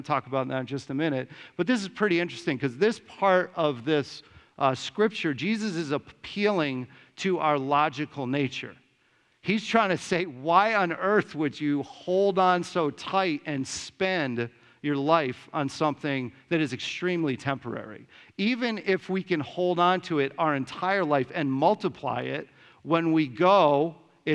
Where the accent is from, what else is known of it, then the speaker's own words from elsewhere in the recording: Simsbury, Connecticut, United States; moved away as an adult; I grew up in Simsbury